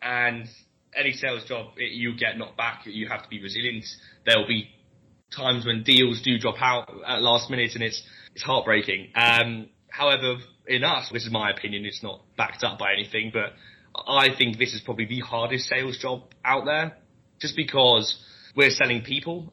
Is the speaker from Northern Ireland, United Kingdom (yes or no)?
no; London, United Kingdom; moved away as an adult; now in Leeds, United Kingdom; I'm from London originally. Um, I went to, to Leeds University